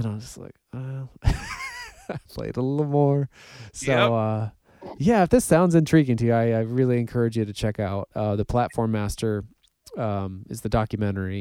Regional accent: Ripon, Wisconsin, United States; I grew up around with in Ripon

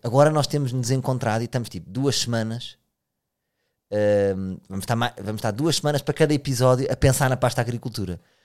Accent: Portugal; somos mesmo portugueses

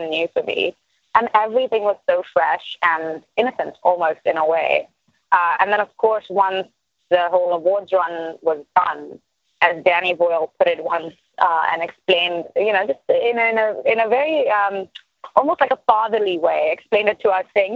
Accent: India; moved away; coming from India

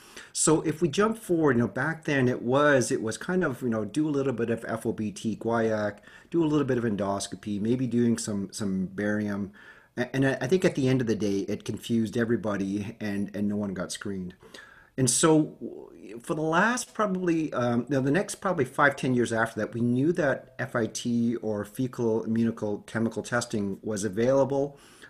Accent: Calgary, Alberta, Canada; moved away as an adult; also born or lived in Hamilton; now in Edmonton, Canada; but I grew up in Calgary. And so if I can relate back, I watched the Flames play in the Corral. I was volunteering the Olympics in Calgary. So I am a so-called Alberta boy.

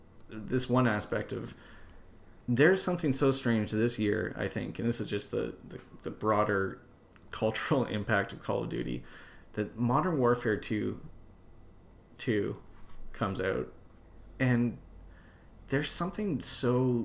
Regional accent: Canada; I'm the commander. I'm from Canada.

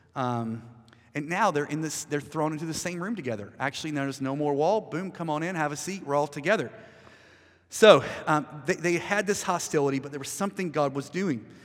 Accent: United States; I'm American

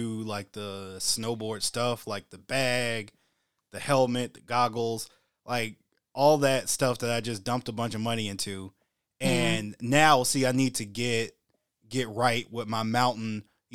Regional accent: United States; as an American

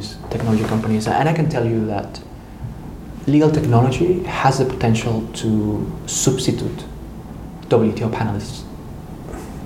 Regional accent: Mexico City, Mexico; moved away as an adult; also born or lived in Naucalpan, State of Mexico; now in Geneva, Switzerland; I was born in Mexico City

